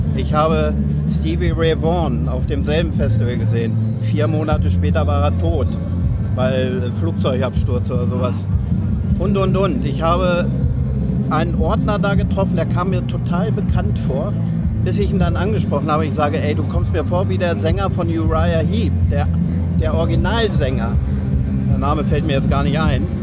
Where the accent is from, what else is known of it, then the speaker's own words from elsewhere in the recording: Springe, Lower Saxony, Germany; moved away as an adult; also born or lived in London; Ich komme aus Springe bei Hannover